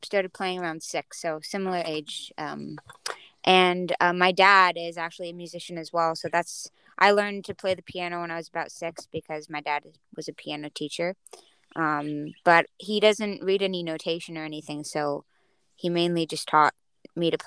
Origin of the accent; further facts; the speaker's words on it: Hawaii, United States; growing up in Hawaii